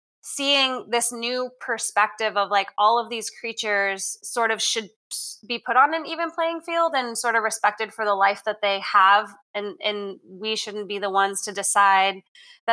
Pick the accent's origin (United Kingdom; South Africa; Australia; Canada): Canada; now in Texas, United States; growing up in Canada, not a lot of people are big hunters